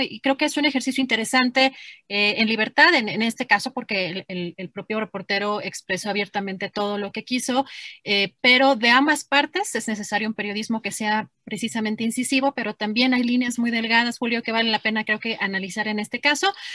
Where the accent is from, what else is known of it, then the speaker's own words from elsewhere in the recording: Mexico; como mexicana y como periodista